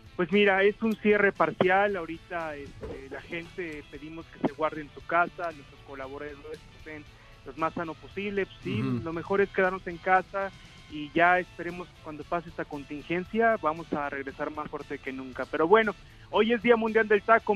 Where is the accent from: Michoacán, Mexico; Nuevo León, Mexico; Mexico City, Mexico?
Michoacán, Mexico; Santa Clara del Cobre; yo soy de Michoacán, soy de Santa Clara del Cobre